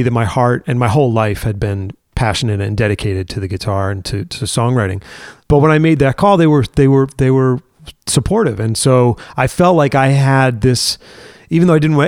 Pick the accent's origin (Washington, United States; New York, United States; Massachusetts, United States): Massachusetts, United States; Worcester; I grew up in Worcester, Massachusetts, in the middle of the state.